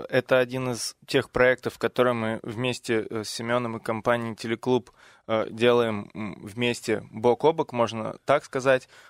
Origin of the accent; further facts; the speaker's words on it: Moscow, Russia; я а, из Москвы.